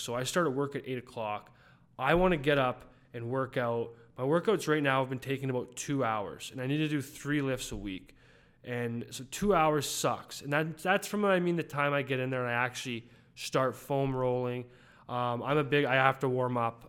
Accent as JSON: {"language": "English", "country": "Canada", "said": "I'm a Canadian"}